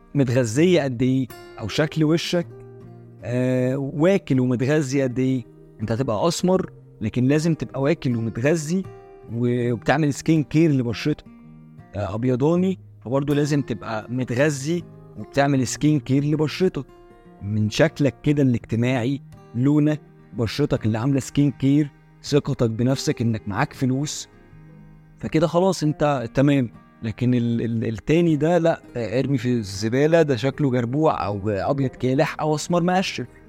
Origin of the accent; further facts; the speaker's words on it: Egypt; احنا كمصريين